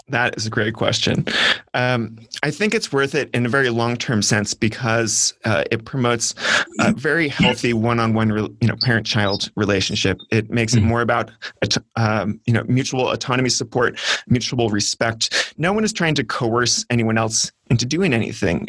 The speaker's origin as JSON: {"language": "English", "region": "California", "country": "United States", "tie": "born or raised there", "said": "growing up in California public schools"}